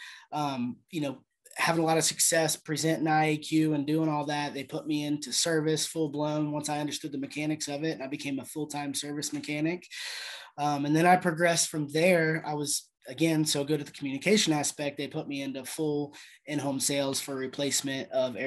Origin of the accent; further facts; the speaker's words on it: Ohio, United States; moved away as an adult; also born or lived in Jacksonville, Florida; I come from Ohio. You know, I grew up in Ohio